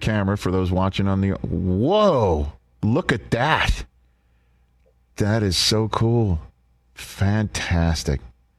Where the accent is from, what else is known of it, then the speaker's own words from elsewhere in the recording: New York City, New York, United States; I feel like I'm from Staten Island